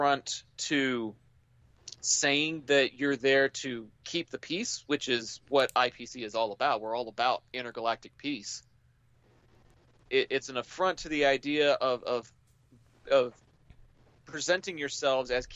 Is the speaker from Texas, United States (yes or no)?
yes; Texas, United States; I'm from Texas.